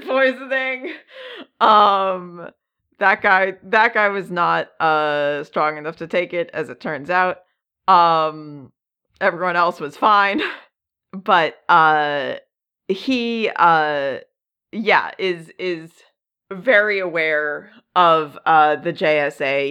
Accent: United States; accent: US; with my accent, and I think a lot of U S accents

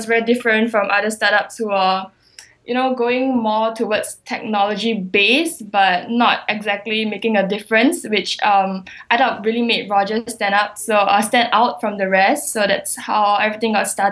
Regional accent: Singapore; moved away as an adult; now in New York, United States; I'm actually from Singapore.

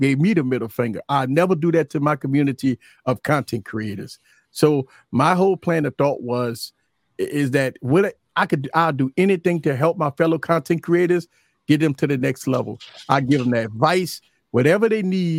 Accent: New Orleans, Louisiana, United States; Born and raised in New Orleans. Louisiana has been my life from birth

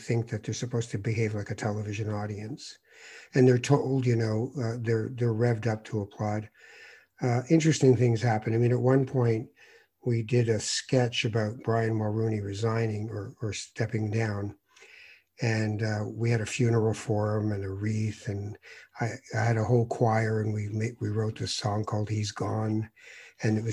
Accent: Tangier, Tanger-Tetouan-Al Hoceima, Morocco; moved away; I'm a Moroccan. I was born in Tangiers

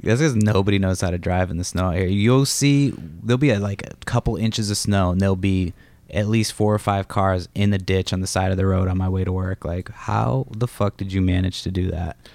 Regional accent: Massachusetts, United States; moved away; also born or lived in Los Angeles; I'm from Massachusetts

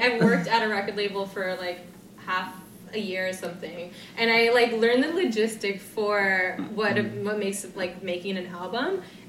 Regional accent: United States; I'm from the States.

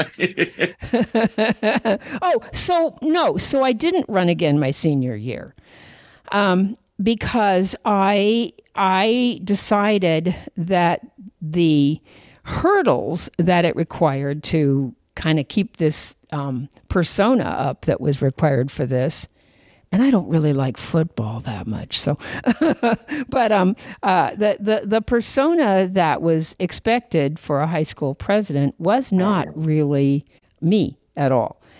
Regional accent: Puyallup, Washington, United States; also born or lived in Chelsea, Massachusetts; I was actually raised in uh, a little place called, well, it's not that little anymore, but when I was growing up, it was pretty pretty rural, but a little place called uh, Puyallup

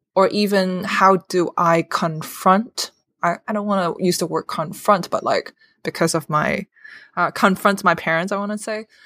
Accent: Hong Kong; moved away as an adult; now in United States; I'm born and raised in Hong Kong and came to America a few years

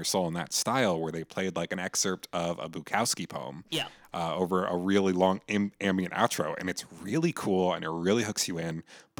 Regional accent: New Jersey, United States; I'm from New Jersey myself

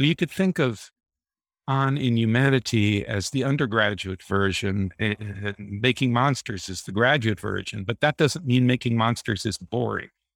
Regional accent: Deep South, United States; moved away as an adult; also born or lived in New York City / England; I was raised in the Deep South, in the Jim Crow era

